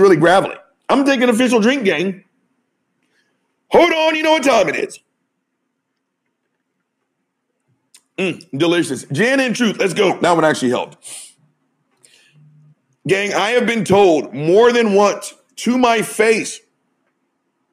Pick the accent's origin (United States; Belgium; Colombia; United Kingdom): United States; I grew up in America